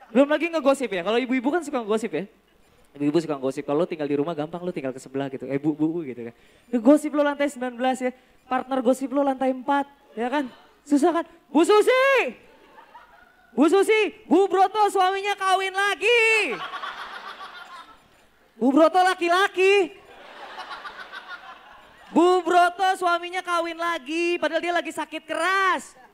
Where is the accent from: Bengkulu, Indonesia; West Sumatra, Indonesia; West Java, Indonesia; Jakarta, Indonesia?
Jakarta, Indonesia; Jadi gue lahir dan dibesarkan di Jakarta.